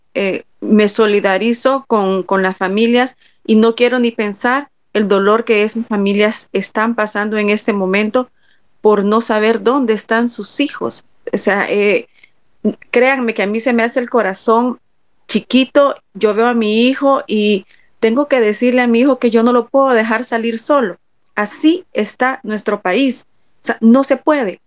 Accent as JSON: {"language": "Spanish", "country": "El Salvador", "said": "como salvadoreños"}